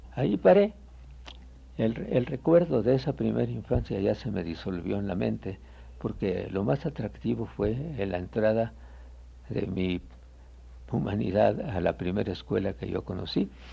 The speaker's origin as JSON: {"language": "Spanish", "country": "Guatemala", "tie": "born or raised there", "also_born_or_lived": "Quetzaltenango, Guatemala", "moved": "as an adult", "lives_now": "Mexico", "said": "yo nací en Guatemala, me llevaron de pequeño a Quetzaltenango, la segunda ciudad de la República. Pasamos allí hasta los 11 años de mi edad."}